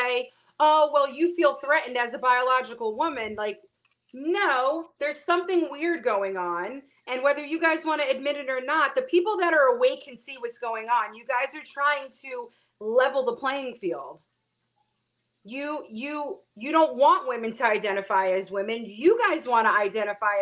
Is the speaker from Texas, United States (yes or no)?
no; New York City, New York, United States; I was born and raised in Brooklyn, big Italian family.